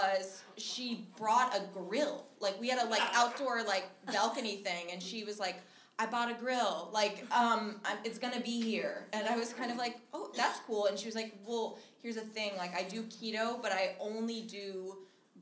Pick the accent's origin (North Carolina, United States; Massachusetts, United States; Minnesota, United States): Minnesota, United States; moved away; I'm originally from Minnesota, and I fly home.